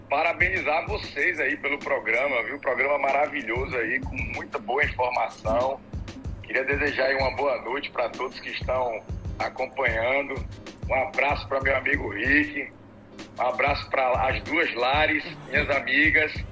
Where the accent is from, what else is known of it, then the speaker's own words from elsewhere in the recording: Brazil; moved away as an adult; also born or lived in Qatar; tive a felicidade de morar 11 anos no Catar. Eu tenho dupla nacionalidade, eu sou brasileiro